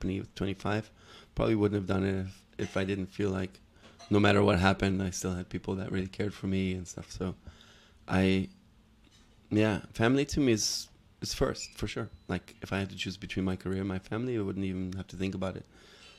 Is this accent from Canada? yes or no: no; Hamburg, Germany; English is a second language; also born or lived in Los Angeles, United States / Paris, France; I moved around a lot. I was born in Hamburg and grew up there for a while. First with my dad and then I moved to LA with my mom and my stepdad for a few years, then moved back to Germany.